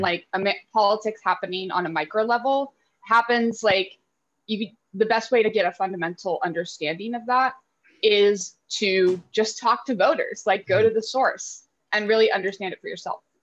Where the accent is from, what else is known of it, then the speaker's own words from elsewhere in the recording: Lexington, Kentucky, United States; I grew up in Lexington, which is like the home of the University of Kentucky